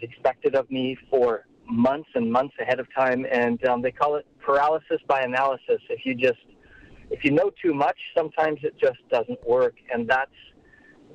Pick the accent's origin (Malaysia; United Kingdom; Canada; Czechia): Canada; Caroline, Alberta; also born or lived in Rocky Mountain House, Alberta; I grew up about 5 miles west of Caroline.